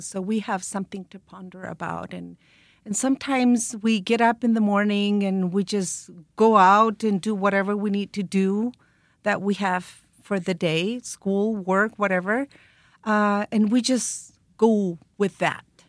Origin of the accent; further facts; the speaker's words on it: Santiago area, Santiago Metropolitan Region, Chile; we're from Chile. We were born in the Santiago area